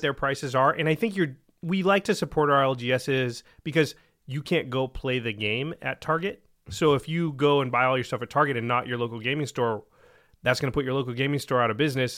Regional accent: Oregon, United States; I'm from Oregon, and I, pe, we pronounce it differently than a lot of the rest of the country

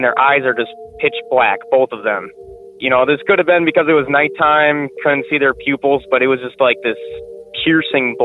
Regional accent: Wisconsin, United States; I'm from Wisconsin

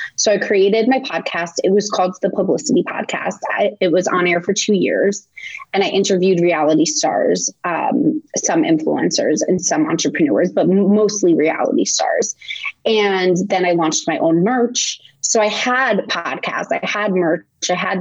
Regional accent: Montville, New Jersey, United States; moved away as an adult; also born or lived in Connecticut / New York; I grew up in New Jersey. I went to college in Connecticut

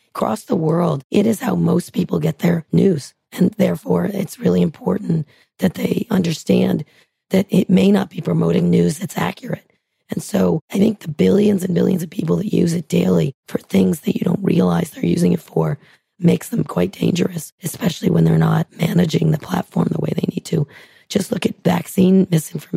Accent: San Francisco, California, United States; I'm from San Francisco

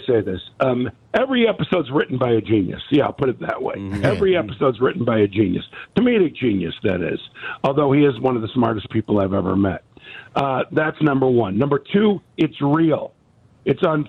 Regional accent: Chicago, Illinois, United States; also born or lived in Morton Grove, Illinois; I'm a Chicago native. I lived in Morton Grove as a kid

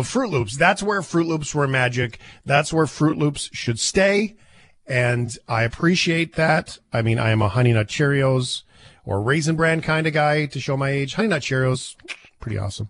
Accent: Fort McMurray, Alberta, Canada; moved away; I grew up in Fort McMurray

